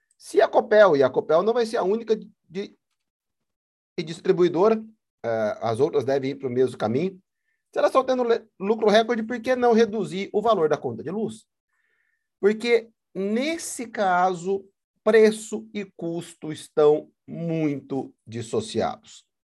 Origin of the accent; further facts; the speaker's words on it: Paraná, Brazil; moved away as an adult; also born or lived in São Paulo, Brazil; now in Moorhead, United States; a companhia paranense de energia no estado de onde eu sou nascido e criado